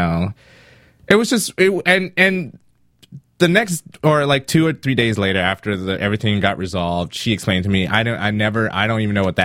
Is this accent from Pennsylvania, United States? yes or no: no; South Carolina, United States; moved away as an adult; now in California, United States; I grew up in an all black neighborhood in South Carolina